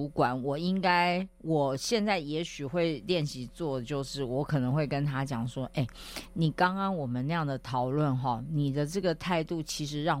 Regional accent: Taiwan; 然后我就跟他们用英文交谈了，没没有没有丢我们台湾人的脸啊

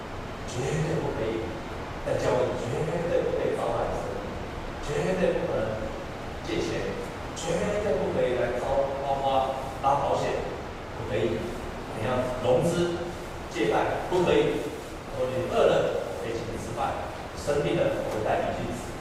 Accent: Taiwan; 我们在地上，我们是一个台湾人。

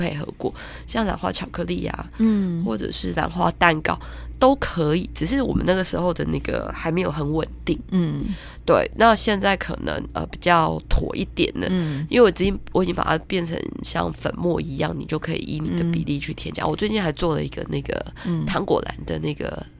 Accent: Taiwan; 我们台湾人不是只会种花

